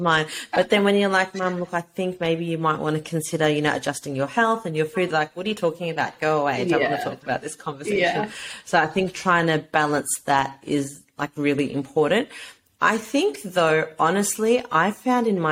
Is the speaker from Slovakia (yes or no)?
no; Australia; as a brown woman growing up in Australia